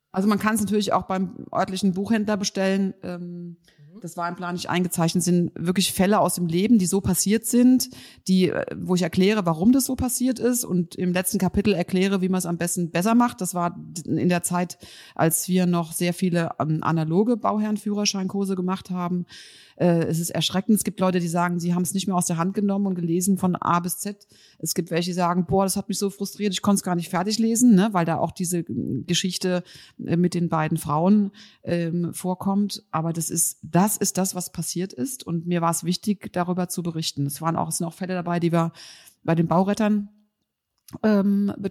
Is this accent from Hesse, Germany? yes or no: yes; Hesse, Germany; ich komme ja aus dem Rhein-Main-Gebiet